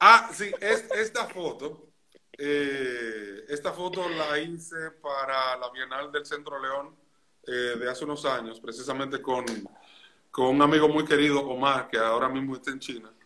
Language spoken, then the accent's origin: Spanish; Santiago de los Caballeros, Santiago, Dominican Republic; yo nací y me crié en Santiago de los Caballeros en República Dominicana